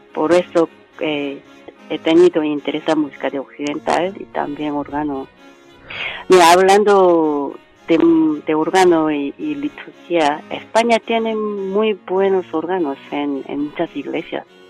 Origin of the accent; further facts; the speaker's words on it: South Korea; Spanish is a second language; moved away as an adult; also born or lived in United States; now in Spain; Soy coreana y católica